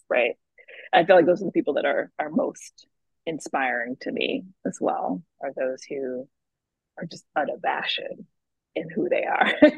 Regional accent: the South, United States; having two immigrant parents, growing up in the South

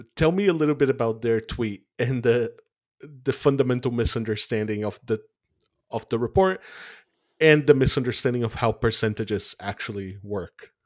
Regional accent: Brazil; moved away as an adult; now in United Kingdom; in Brazil, where I'm from

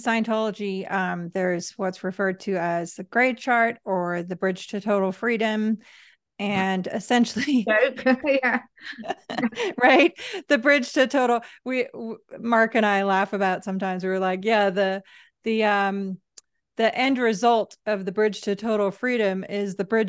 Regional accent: England, United Kingdom; accent: English; moved away as an adult; now in Los Angeles, United States; I think I mentioned to you how hard I worked to lose my accent. And people were like, "What's wrong with the English accent?"

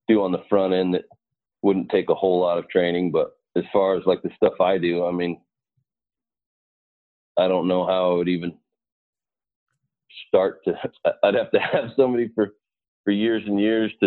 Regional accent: Montana, United States; moved away as an adult; also born or lived in Arizona; now in Phoenix area, United States; I'm from Montana. And I came to Arizona in December of 1999

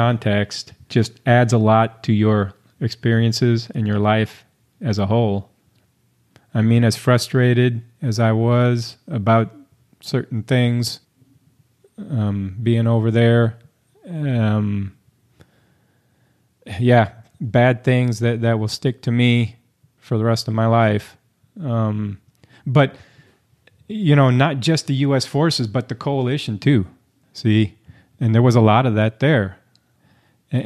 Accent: St. Louis, Missouri, United States; I was born and raised in St. Louis, Missouri.

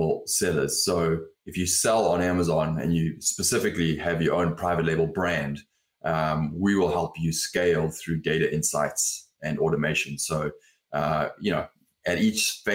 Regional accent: South Africa; also born or lived in London, United Kingdom; now in Los Angeles, United States; I grew up in South Africa

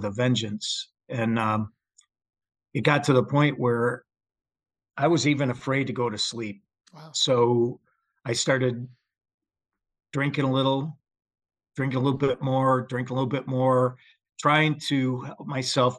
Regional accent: Michigan, United States; moved away as an adult; just a Joe average Midwestern guy growing up in Michigan

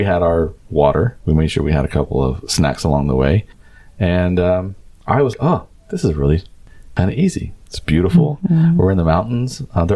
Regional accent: Texas, United States; now in Barcelona, Spain; especially in Texas, where I'm from

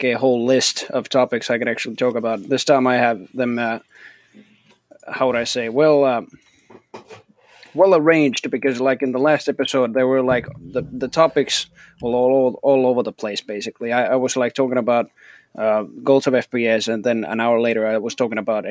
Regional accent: Finland; I'm from Texas, Finland.

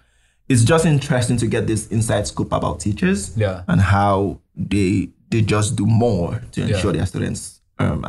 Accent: Nigeria; moved away; I'm coming from Nigeria

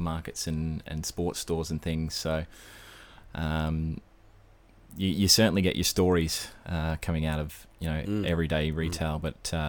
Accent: Brisbane, Queensland, Australia; now in Sydney, Australia; I was born in Brisbane, born and bred. Pretty much spent all of my childhood, my schooling life, in Brisbane, dealing with the heat.

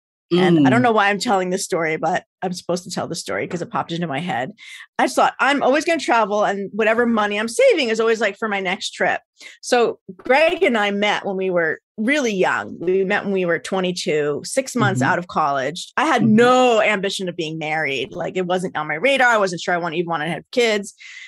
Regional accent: United States; I'm so American. It's like ridiculous.

